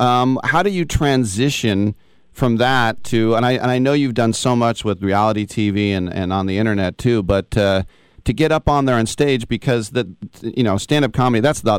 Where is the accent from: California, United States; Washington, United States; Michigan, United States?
California, United States; Oakland; also born or lived in Brooklyn; I'm from Oakland, but I work in San Francisco.